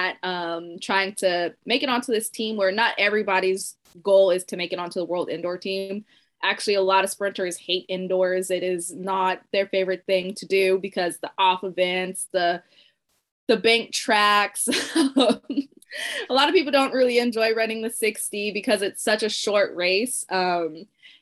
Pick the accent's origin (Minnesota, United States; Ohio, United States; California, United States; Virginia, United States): California, United States; San Diego; growing up, my dad was a high school coach, and so we're from San Diego, California, and my dad coached at Helix High School